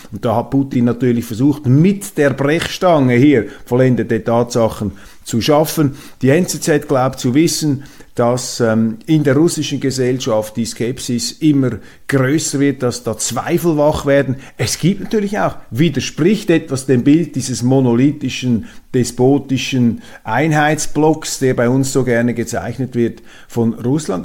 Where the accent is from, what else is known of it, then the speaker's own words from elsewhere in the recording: Switzerland; Als Schweizer